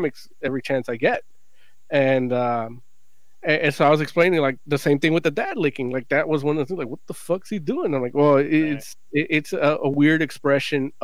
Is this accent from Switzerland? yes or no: no; United States; as an American